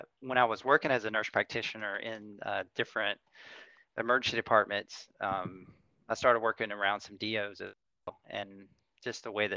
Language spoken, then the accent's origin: English; North Central Florida, United States; moved away; growing up in North Central Florida